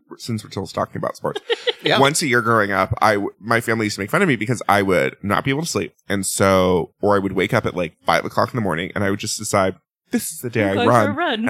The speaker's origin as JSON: {"language": "English", "area": "Orange County", "region": "California", "country": "United States", "tie": "born or raised there", "moved": "yes", "said": "I grew up in Orange County, which is super safe"}